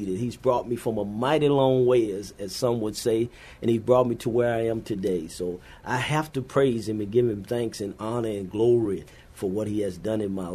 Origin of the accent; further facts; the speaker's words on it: Louisiana, United States; moved away as an adult; also born or lived in Minot, North Dakota / Fairbanks, Alaska / Honolulu, Hawaii / Naples, Italy; now in San Antonio, United States; We're originally from Louisiana